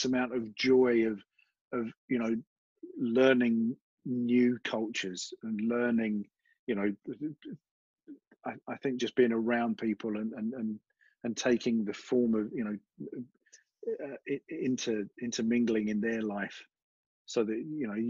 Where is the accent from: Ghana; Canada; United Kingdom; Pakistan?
United Kingdom; London; now in United States; what part of Australia are you from? And I say London